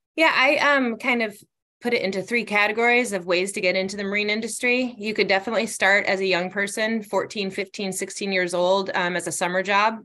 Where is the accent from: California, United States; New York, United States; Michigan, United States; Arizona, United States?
Michigan, United States; Northport; moved away as an adult; I grew up in Northport, which is north of Traverse City